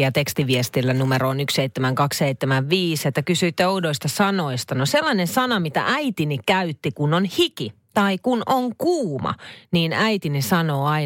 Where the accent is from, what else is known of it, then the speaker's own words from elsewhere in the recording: Nivala, North Ostrobothnia, Finland; Eli viikata pyykkiä. Näin siis kotiseudullani Nivalassa.